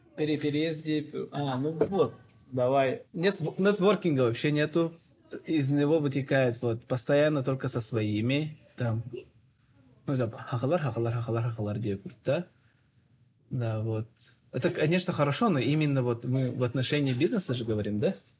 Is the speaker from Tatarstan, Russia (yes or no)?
no; Yakutia, Sakha Republic, Russia; moved away as an adult; now in Almaty, Kazakhstan; мы все из Якутии все.